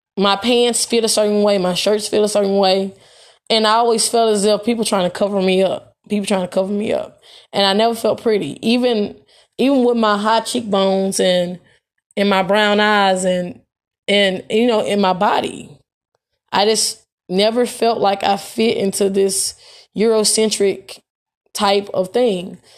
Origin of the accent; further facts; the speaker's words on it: Memphis, Tennessee, United States; growing up in Hirsch Village